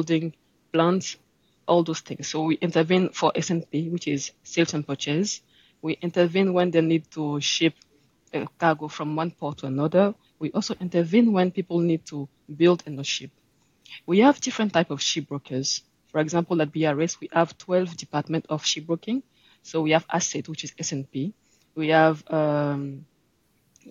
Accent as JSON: {"language": "English", "region": "Abidjan", "country": "Côte d’Ivoire", "also_born_or_lived": "Le Havre, France / Nottingham, United Kingdom", "said": "I'm from Ivory Coast in Abidjan."}